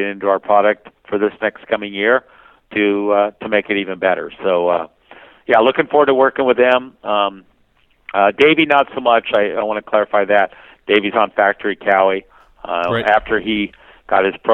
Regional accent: United States; I'm an American. I was born here, born and raised.

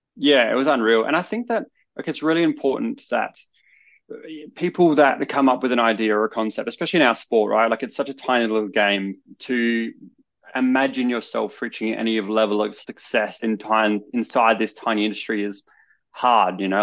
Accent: Adelaide, South Australia, Australia; I grew up in Adelaide, which is the capital city of South Australia

